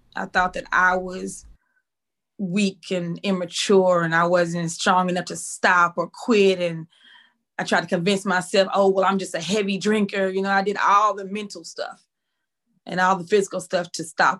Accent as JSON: {"language": "English", "town": "Waco", "region": "Texas", "country": "United States", "tie": "born or raised there", "also_born_or_lived": "Cedar Hill, Texas", "said": "I was born and raised in Waco, Texas"}